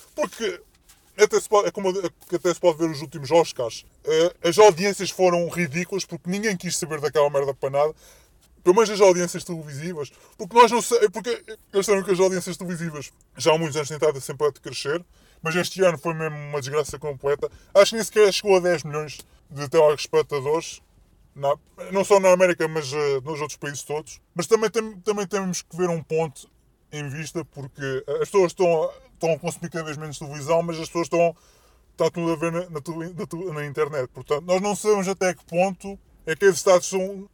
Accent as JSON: {"language": "Portuguese", "country": "Portugal", "said": "nós, como portugueses"}